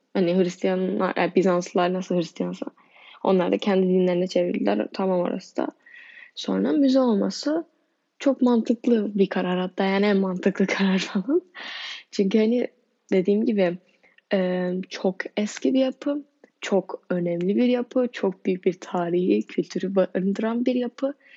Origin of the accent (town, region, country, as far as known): Turkey